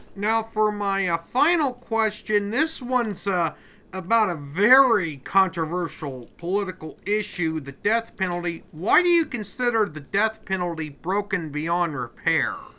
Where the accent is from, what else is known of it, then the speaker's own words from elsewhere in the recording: Westville, Illinois, United States; I'm from, uh, Westville, Illinois, which is, uh, near the Illinois Indiana border